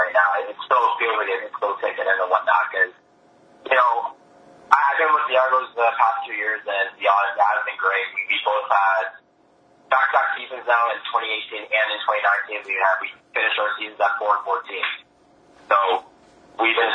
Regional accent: Canada

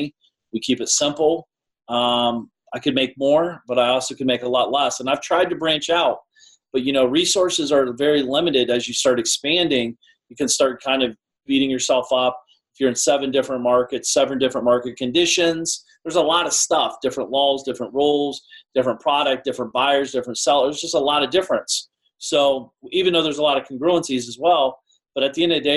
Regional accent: Columbus, Ohio, United States; also born or lived in Shaker Heights, Ohio; I grew up in Columbus, near Columbus. So that's always been my market. And I live in Shaker Heights, Ohio part-time.

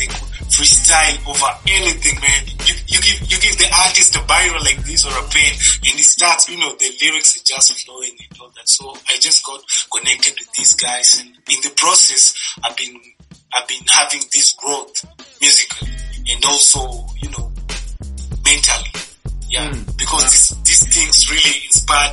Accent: Nairobi, Kenya; I'm from Nairobi, Kenya. I'm from Kibera.

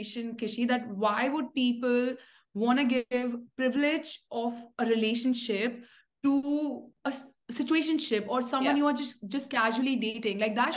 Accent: India; I come from India

